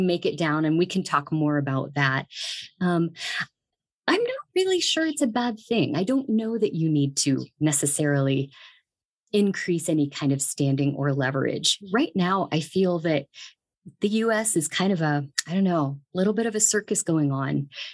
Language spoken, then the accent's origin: English; Dayton, Ohio, United States; moved away as an adult; also born or lived in San Bernardino, California; now in Greeley, United States; I'm actually from Ohio. I grew up in Dayton, Ohio